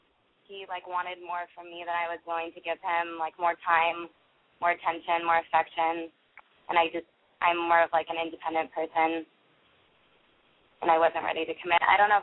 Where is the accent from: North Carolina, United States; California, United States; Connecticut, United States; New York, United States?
California, United States; now in Boston, United States; I'm calling from Boston, but I'm from California, and I'm 19.